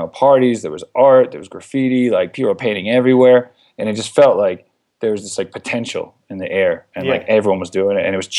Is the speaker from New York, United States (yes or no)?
yes; New York City, New York, United States; moved away as an adult; also born or lived in Mexico City, Mexico; now in Barcelona, Spain; I grew up in New York City in the 80s, and yeah, my family still lives over there, but both my brother and I actually moved over to Europe now.